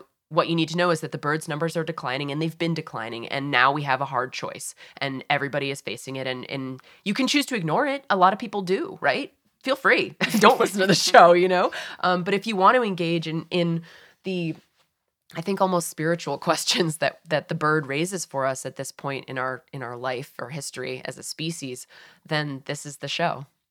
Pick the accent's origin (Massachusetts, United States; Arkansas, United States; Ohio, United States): Massachusetts, United States; moved away; I grew up in Massachusetts